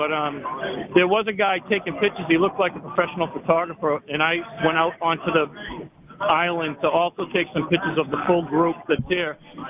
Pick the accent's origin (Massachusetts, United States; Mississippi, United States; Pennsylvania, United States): Massachusetts, United States; Boston; I grew up in Boston